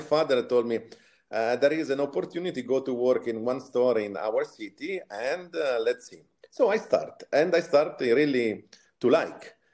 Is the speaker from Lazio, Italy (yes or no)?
no; Sansepolcro, Tuscany, Italy; moved away; originally, I'm from uh, Italy, Tuscany, a small villa, let's say, a small city near uh, Florence. It's called San Sepolcro